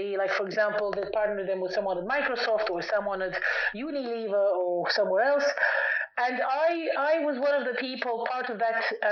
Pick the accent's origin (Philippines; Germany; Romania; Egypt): Romania; moved away as an adult; also born or lived in United Kingdom; when I was very young, I was born in Romania, and when I was about 6 years old